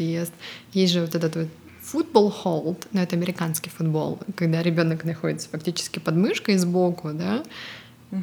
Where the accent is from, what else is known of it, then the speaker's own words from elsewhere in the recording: Russia; moved away as an adult; also born or lived in Estonia; now in California, United States; Мы обе родом из России, но сейчас живем в Калифорнии.